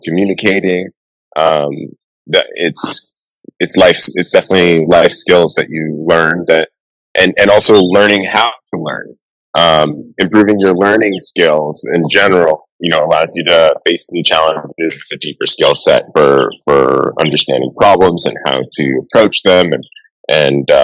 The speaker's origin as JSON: {"language": "English", "town": "Miami", "region": "Florida", "country": "United States", "tie": "born or raised there", "said": "grew up in Miami and lived kind of the subtropical life my whole life."}